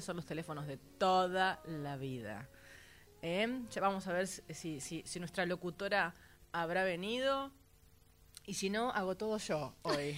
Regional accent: San Nicolás, Buenos Aires Province, Argentina; yo nací en San Nicolás

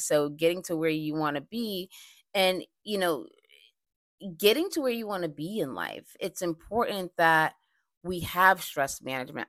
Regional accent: Boston, Massachusetts, United States; I recently did a, um, stress seminar in Boston, my hometown

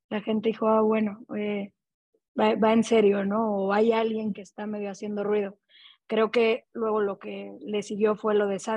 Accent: Mexico; lo que también siento es que no hay tantos mexicanos allá, por lo tanto somos menos garantía

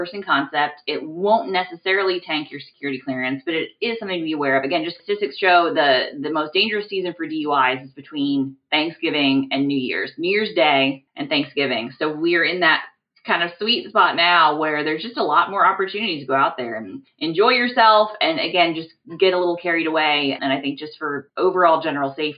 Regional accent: Midwest, United States; I'm from the Midwest

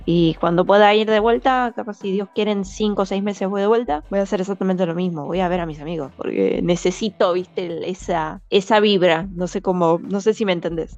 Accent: Buenos Aires, Argentina; moved away as an adult; now in Iceland; Yo, yo emigré acá como argentina

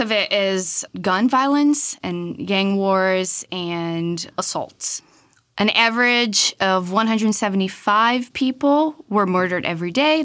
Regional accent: Brazil; moved away; Growing up in Brazil from as long as I can remember

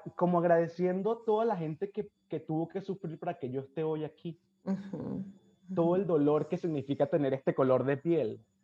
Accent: Venezuela; moved away; cuando salí de Venezuela

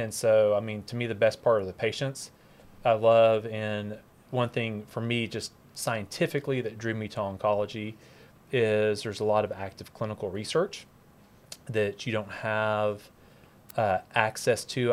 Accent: Dallas, Texas, United States; born and raised in Dallas

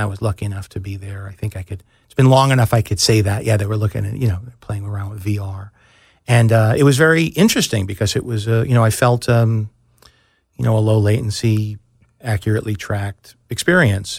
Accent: New York, United States; moved away as an adult; also born or lived in Chicago; I grew up in New York, but I had moved to Chicago

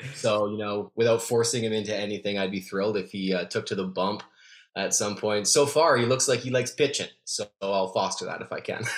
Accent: Calgary, Alberta, Canada; moved away as an adult; also born or lived in Winnipeg; now in Vancouver, Canada; I grew up in Calgary, so I'm from the Calgary market, and I lived in the Winnipeg market for a couple years

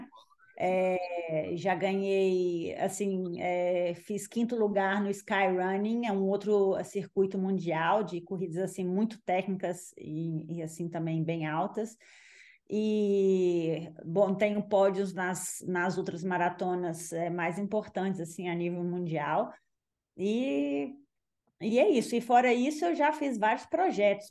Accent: Belo Horizonte, Minas Gerais, Brazil; moved away as an adult; also born or lived in French Alps, France; now in France; eu sou mineira, eu sou de Belo Horizonte, então é, eu moro hoje na França, nos Alpes franceses

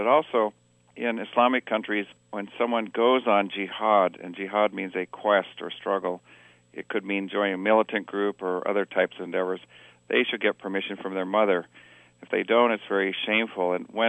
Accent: Kilimanjaro, Tanzania; I grew up in Africa on the slopes of Mount Kilimanjaro, who some of your audience might have gagged and puked their way to the summit like I did when I was 11.

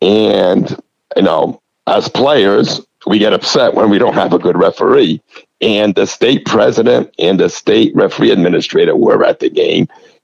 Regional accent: New England, United States; You know, when I was growing up in the New England area, they had a league called the LASA League, which was the Luso American Soccer Association

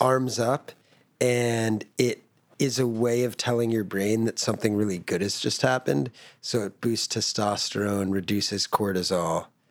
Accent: United States; I grew up in America

